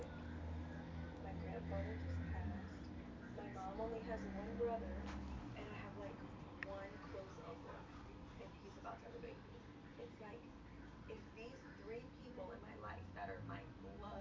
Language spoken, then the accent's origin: English; United States; I'm an American and I'm proud